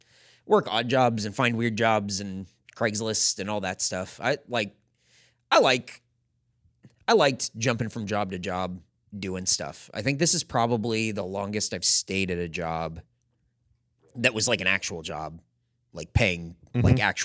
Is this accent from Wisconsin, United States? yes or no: no; California, United States; now in Austin, United States; I was the first person that ever got hired at a brand new Target in my hometown of Santee, California.